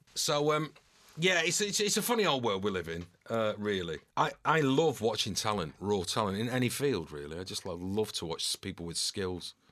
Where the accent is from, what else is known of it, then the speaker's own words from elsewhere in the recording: New Longton, North West England, United Kingdom; moved away as an adult; also born or lived in Salford / London; now in Manchester, United Kingdom; Preston bred, but not quite Preston. It was New Longton, which is a, a rural village about five miles outside of Preston. So it was agricultural